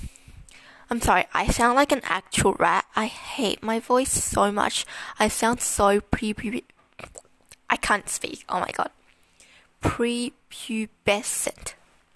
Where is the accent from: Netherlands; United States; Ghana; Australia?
Australia; Melbourne, Victoria; I was born in Melbourne, Australia. I've lived in Melbourne for my whole life